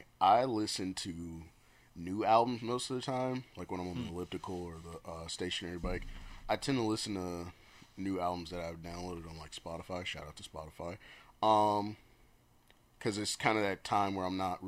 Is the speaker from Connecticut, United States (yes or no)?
no; Detroit, Michigan, United States; moved away; I'm originally from Detroit